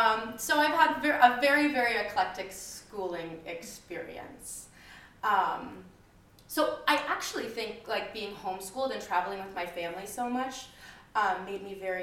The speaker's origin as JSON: {"language": "English", "region": "Midwest", "country": "United States", "moved": "yes", "lives_now": "New York City, United States", "said": "I'm from the Midwest"}